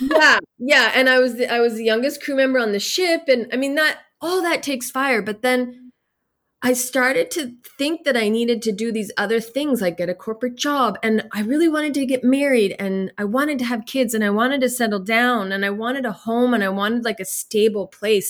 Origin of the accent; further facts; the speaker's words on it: Nova Scotia, Canada; I grew up in here in Nova Scotia, in beautiful Nova Scotia